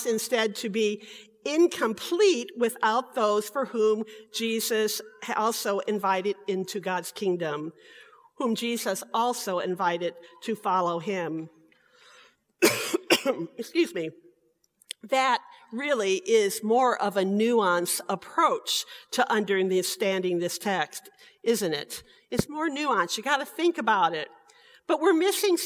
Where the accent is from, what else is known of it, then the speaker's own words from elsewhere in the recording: Michigan City, Indiana, United States; In St. Paul Lutheran Church, where I was raised in Michigan City, Indiana